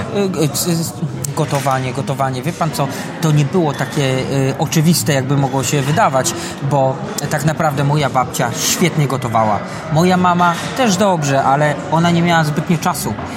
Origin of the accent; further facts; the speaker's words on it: Radzionków, Silesian Voivodeship, Poland; also born or lived in Katowice / England; now in Tarnowskie Góry, Poland; Ja z Tarnowskich Gór teraz jestem. Wychowałem się w Radziąkowie.